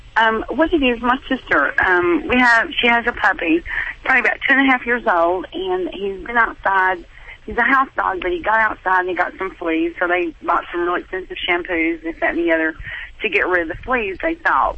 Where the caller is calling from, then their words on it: Tennessee, United States; I'm calling from Tennessee